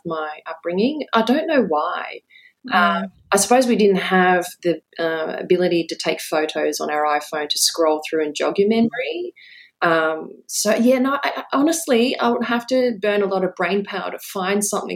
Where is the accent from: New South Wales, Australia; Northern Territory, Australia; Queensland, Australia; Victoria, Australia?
Queensland, Australia; Brisbane; moved away as an adult; also born or lived in Hong Kong / Adelaide; now in Sydney, Australia; I grew up in Adelaide, and then we moved to Brisbane, and I did most of my schooling and university in Brisbane